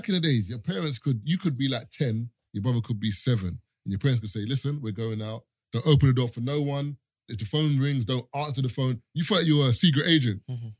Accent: Barbados; because you're from Jamaica, I'm from Barbados, he's from Trinidad. Our culture is completely different.

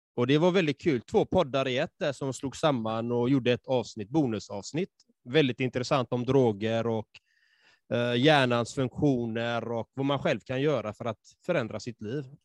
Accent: Sweden; jag själv liksom är uppvuxen i förorten och jag är halvfinsk och halvsvensk

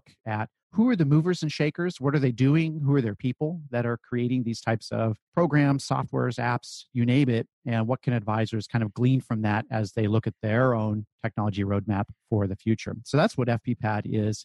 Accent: Silicon Valley, California, United States; I grew up in the Silicon Valley of California, so I guess fortunate to be born there and grow up there.

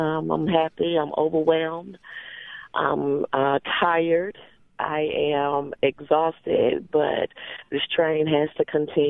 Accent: Jackson, Mississippi, United States; moved away as an adult; also born or lived in Houston, Texas; I was born and raised in Jackson, Mississippi, the best city and state in the United States, really in the world.

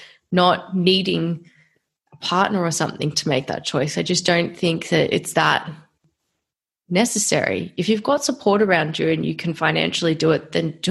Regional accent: Australia; as an Australian citizen

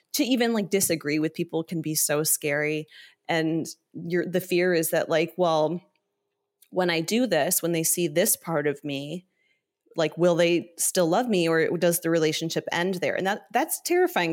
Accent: Ohio and Northern Kentucky, Midwest, United States; also born or lived in Southern California; I grew up mostly in the Midwest, um, in Ohio and Northern Kentucky

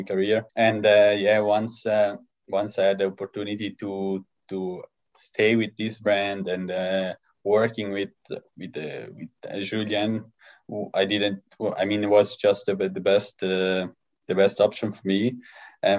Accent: Lugano, Ticino, Switzerland; I was born in Lugano.

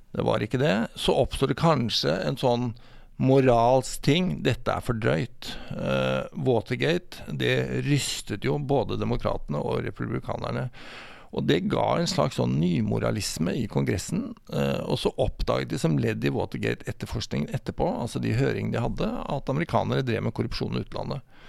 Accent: Sarpsborg, Østfold, Norway; jeg er sarping

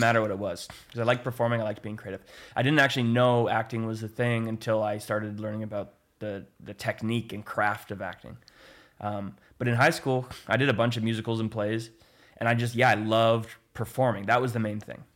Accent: Oliver, British Columbia, Canada; also born or lived in Penticton; I grew up in, in Oliver. Um, I was born in Penticton and then we moved to Oliver when I was like two, I think

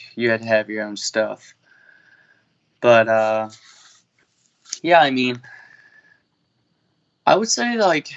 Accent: Bartlett, Tennessee, United States; I'm from Bartlett, Tennessee, and I play at Clark University

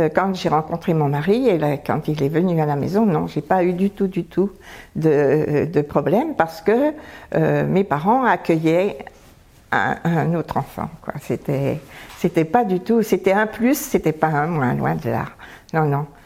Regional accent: Arc-et-Senans, Bourgogne-Franche-Comté, France; j'ai grandi dans un magnifique village qui s'appelle euh, Arquesnan, dans le département du Doubs

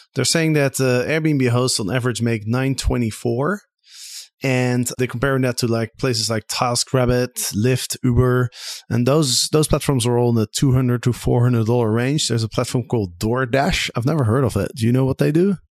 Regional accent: Amsterdam, North Holland, Netherlands; my hometown of Amsterdam

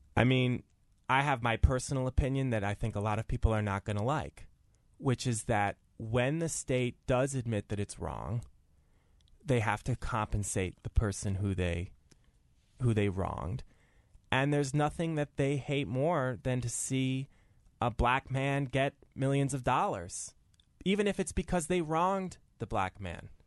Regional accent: Madison, Connecticut, United States; I grew up in Madison, Connecticut, a segregated town

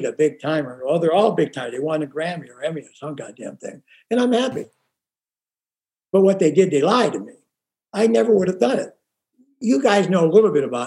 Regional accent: Pittsburgh, Pennsylvania, United States; now in Rancho Mirage, United States; I'm from Pittsburgh

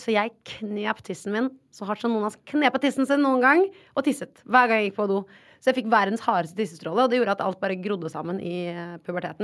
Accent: Oslo, Norway; Men jeg har bodd på Ullern hele livet mitt.

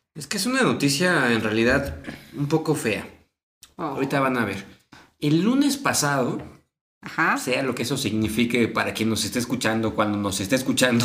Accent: Mexico; a nosotros al menos como mexicanos

